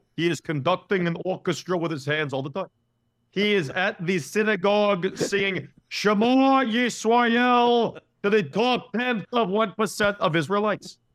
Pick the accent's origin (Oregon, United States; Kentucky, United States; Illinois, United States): Illinois, United States; Chicago; moved away; I'm from Chicago